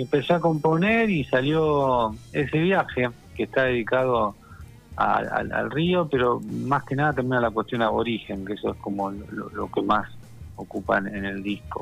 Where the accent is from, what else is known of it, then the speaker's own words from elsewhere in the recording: General Pico, La Pampa, Argentina; now in Buenos Aires, Argentina; me crié ahí en General Pico, que es una ciudad muy tranquila